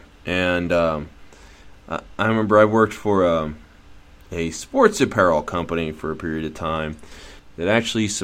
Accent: Philadelphia, Pennsylvania, United States; I'm from Philadelphia

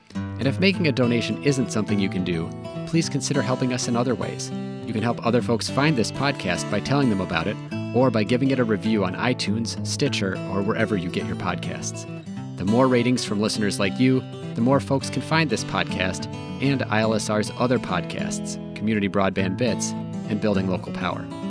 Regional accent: Minneapolis, Minnesota, United States; I'm from Minneapolis, so our limitation on non car transportation is that, of course, you got snow

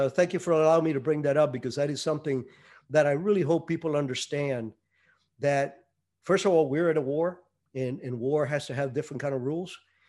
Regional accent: Cuba; Yeah, I was born in 51. Yes, I'm that old. And I was probably, I think, 8 when Castro took over. But the town that I lived in was at the foothills of the mountains

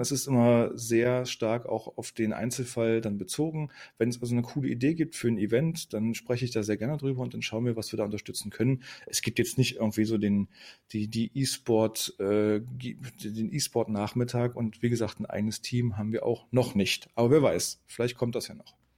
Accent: Magdeburg, Saxony-Anhalt, Germany; also born or lived in Rostock; Gebürtig bin ich Magdeburger, ich komme aus Magdeburg, habe auch hier studiert

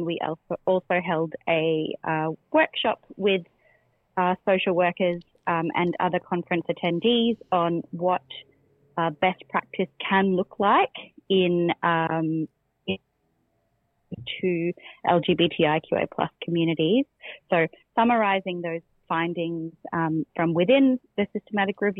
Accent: Australia; as Australian queer researchers

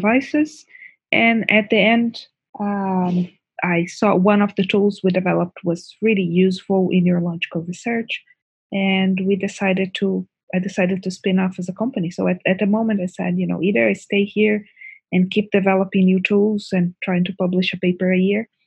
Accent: Brazil; moved away as an adult; now in Canada; I was born in Brazil. I study pharmacology and biochemistry at the University of São Paulo

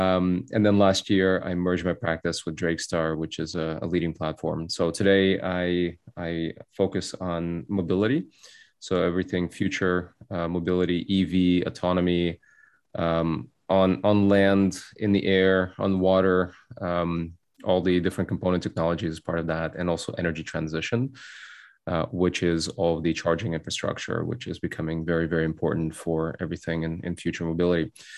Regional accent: Cupertino, California, United States; also born or lived in Soviet Union; My family immigrated from the Soviet Union when I was a child. I grew up in Bay Area in Cupertino, went to Homestead High School

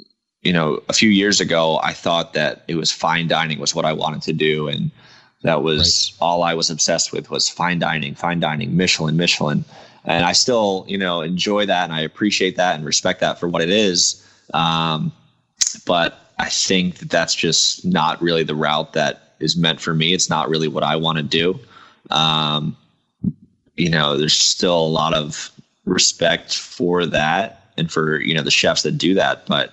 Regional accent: Reading, Pennsylvania, United States; moved away; I'm originally from Eastern PA. I'm from Reading

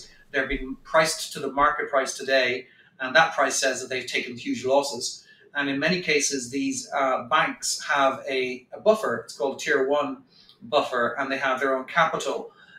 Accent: Ireland; because we grew up in Europe, in Ireland in particular

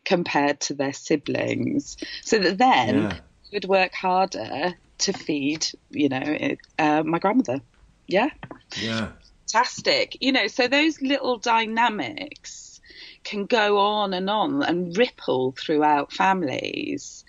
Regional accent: Wales, United Kingdom; I'm Welsh and I come from a Welsh family and they're all, South Walian

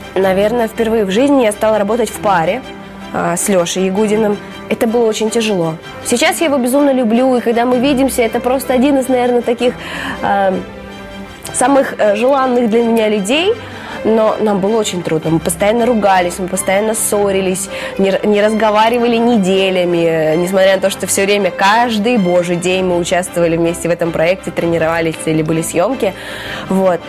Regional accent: Yakutia, Sakha Republic, Russia; also born or lived in Kazakhstan; now in Moscow, Russia; Я родом из Казахстана, и, собственно, вся моя семья а, родились там, и они там до сих пор живут, но выросла я в Якутии

